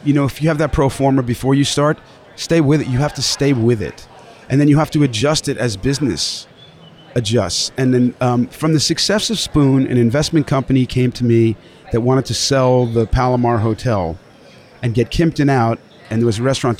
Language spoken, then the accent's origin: English; the Hamptons, New York, United States; moved away; also born or lived in Dallas; growing up in the Hamptons in the water